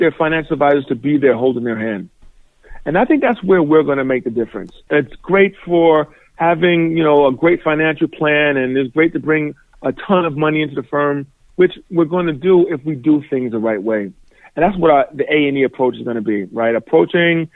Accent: New York City, New York, United States; moved away as an adult; also born or lived in Indiana; Born and raised in New York City, both my parents came from Nigeria

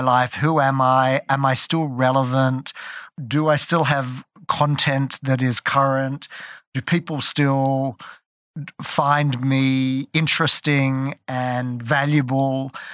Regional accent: Australia; moved away as an adult; also born or lived in London; I grew up in Australia

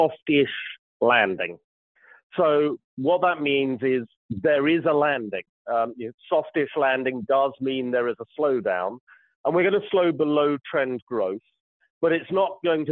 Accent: United Kingdom; I'm British

